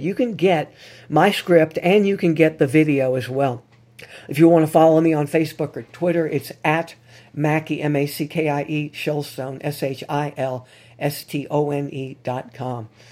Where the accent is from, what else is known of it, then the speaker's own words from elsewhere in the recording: New Orleans, Louisiana, United States; here in New Orleans, my hometown